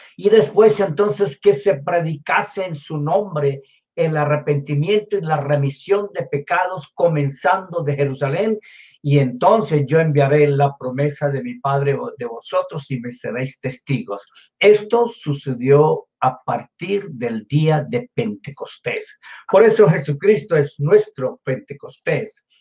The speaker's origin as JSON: {"language": "Spanish", "country": "Colombia", "tie": "born or raised there", "said": "yo nací en Colombia, en Sudamérica"}